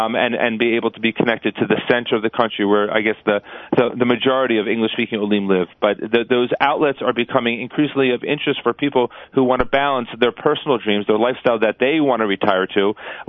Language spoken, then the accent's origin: English; New Jersey, United States; I'm from New Jersey